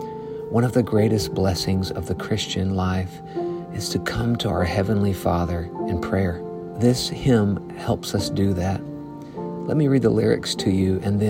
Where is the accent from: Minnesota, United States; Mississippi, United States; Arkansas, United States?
Arkansas, United States; I'm from Arkansas, so this is a new part of the country for me